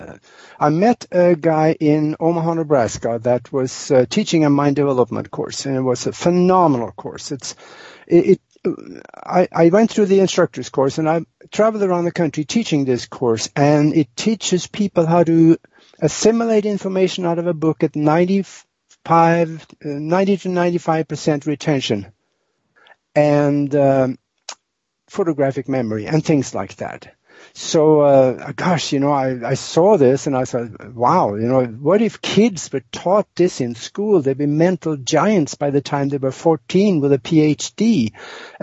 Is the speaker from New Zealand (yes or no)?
no; Norway; moved away as an adult; now in United States; I was born and raised in Northern Europe, in Norway, and born on a farm over there